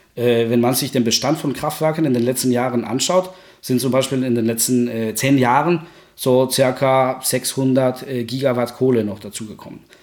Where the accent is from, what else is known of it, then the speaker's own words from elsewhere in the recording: Guatemala; German is a second language; now in Germany; ich komme aus Guatemala, das ist ja Mittelamerika.